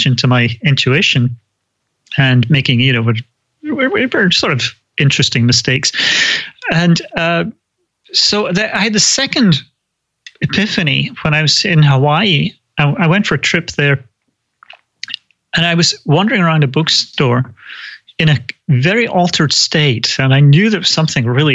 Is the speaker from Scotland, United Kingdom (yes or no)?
yes; Scotland, United Kingdom; also born or lived in London / California; now in United States; I grew up in Scotland, lived for a long time in London, and then moved to the States